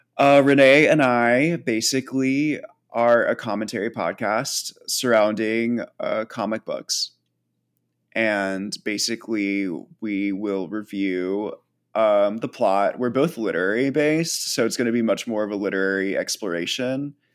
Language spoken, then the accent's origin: English; United States; being an American